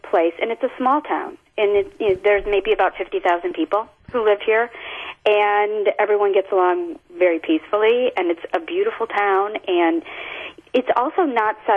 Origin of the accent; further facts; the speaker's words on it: the North, United States; now in Charlottesville, United States; me being a transplant and growing up in the North